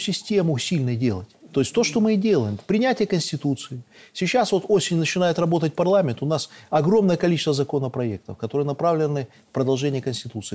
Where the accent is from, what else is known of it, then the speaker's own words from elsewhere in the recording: Belarus; мы белорусы